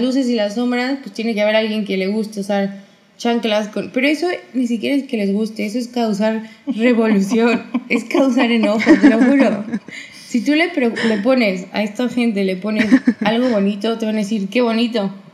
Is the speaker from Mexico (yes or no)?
yes; Mexico; mexicana libanesa